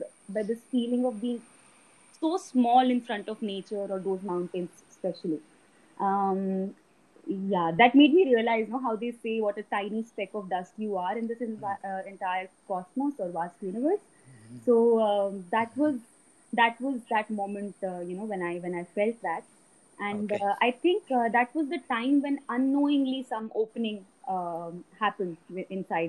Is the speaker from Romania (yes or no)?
no; Delhi, India; also born or lived in Uttarakhand; I was born and brought up in Delhi, but I did spend a considerable amount of time in the hills growing up